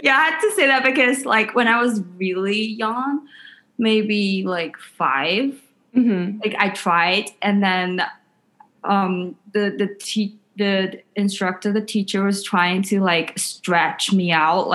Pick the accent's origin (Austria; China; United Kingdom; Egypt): China; moved away as an adult; now in New York City, United States; I came here from China, like all the way 7,000 miles away from home